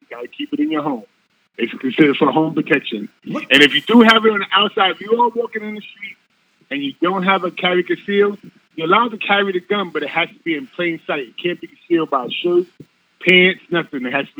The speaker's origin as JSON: {"language": "English", "region": "Ohio", "country": "United States", "said": "I'm from Ohio. I reside in Ohio."}